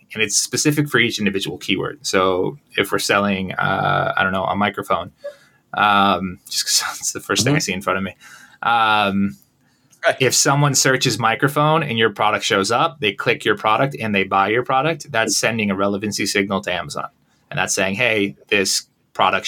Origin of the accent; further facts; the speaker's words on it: Connecticut, United States; moved away; also born or lived in Long Island / Philadelphia; I'm originally from the U.S. I'm from Connecticut originally. Grew up there. Spent most of my life there.